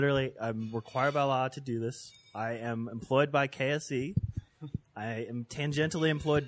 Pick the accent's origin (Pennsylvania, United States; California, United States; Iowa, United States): California, United States; Bay Area; now in Denver, United States; I grew up in the Bay Area.